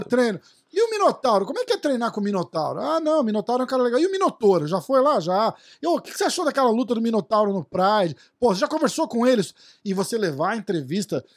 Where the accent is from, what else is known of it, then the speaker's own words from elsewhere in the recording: Brazil; eu sou brasileiro